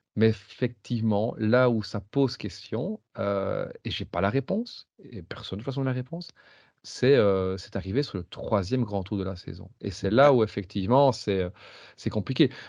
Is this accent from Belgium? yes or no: yes; Belgium; je suis belge